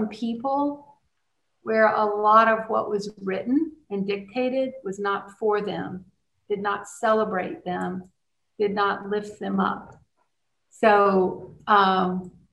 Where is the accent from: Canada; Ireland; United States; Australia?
United States; Cajun, Louisiana; as a Cajun person